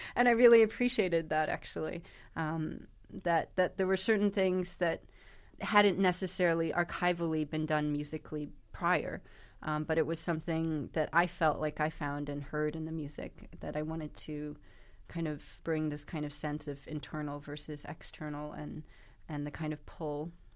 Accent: New York, United States; my hometown of New York

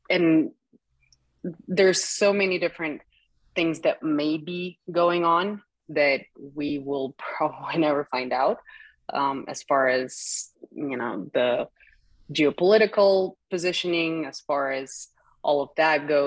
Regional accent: Kazakhstan; born or raised there; English is a second language

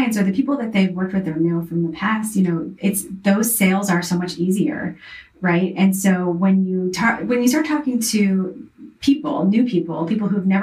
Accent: the South, United States; I was raised in the South

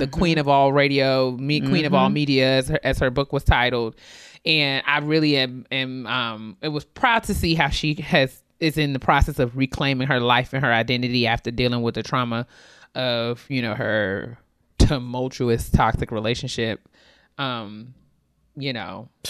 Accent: New York, United States; we grew up in New York.

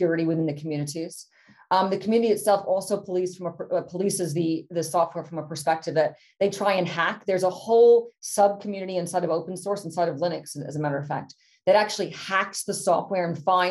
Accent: United States; moved away as an adult; now in United Kingdom; I'm both British and an American passport holder still

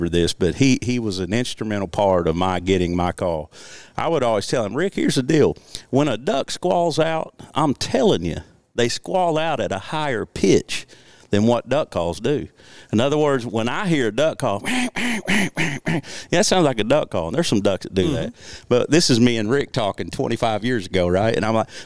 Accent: Southeast Missouri, United States; also born or lived in Memphis, Tennessee; we moved to my native Southeast Missouri

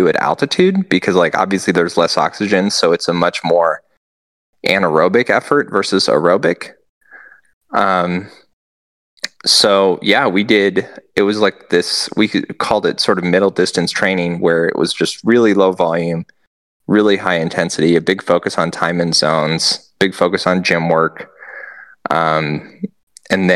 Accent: Nebraska, United States; moved away; me and Christina flew back to Nebraska and did, you know, one of the hometown gravel events

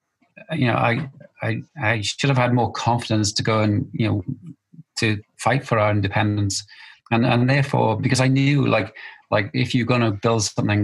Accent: Wales, United Kingdom; which is hard for a Welshman

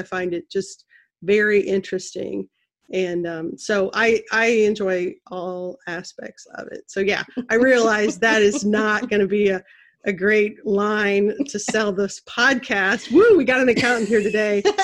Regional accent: Central Missouri, United States; I was born and raised in Central Missouri.

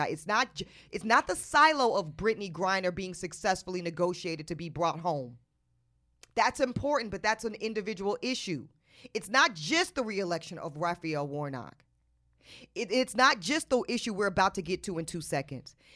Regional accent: the South, United States; and I'm from the South. It's a lot of us in the South.

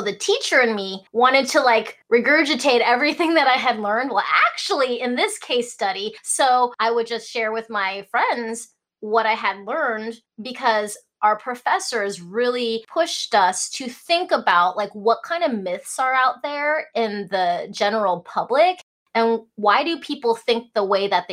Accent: Alaska, United States; English is a second language; also born or lived in Hong Kong / Idaho; I was born in Hong Kong, grew up in Alaska. English was not my first language

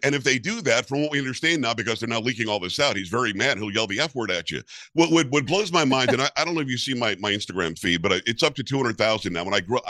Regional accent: Florida, United States; also born or lived in New York; I remember growing up, I'm from New York originally, but we grew up in South Florida.

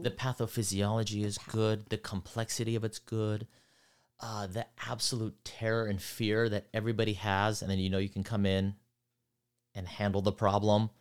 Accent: Centerville, Utah, United States; moved away as an adult; also born or lived in East Coast / Los Angeles, California; I was in Centerville, Utah. Then went to college there

